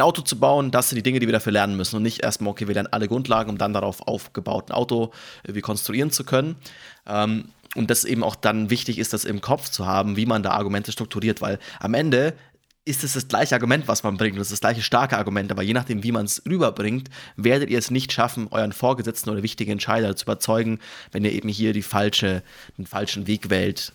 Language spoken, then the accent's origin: German; Germany; als Deutsche